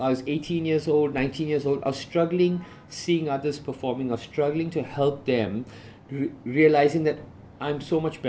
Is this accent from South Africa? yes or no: yes; South Africa; I grew up in South Africa